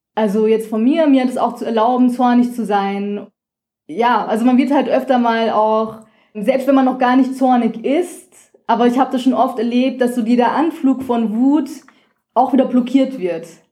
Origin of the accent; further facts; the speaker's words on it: Rhine-Main area, Hesse, Germany; moved away as an adult; also born or lived in Vienna, Austria; ich bin im Rhein-Main-Gebiet in Hessen aufgewachsen